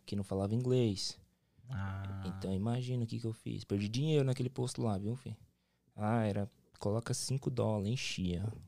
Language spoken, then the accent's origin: Portuguese; Londrina, Paraná, Brazil; moved away as an adult; now in Cape Cod, United States; eu sou do Paraná, pô, sou do Paraná, sou de Londrina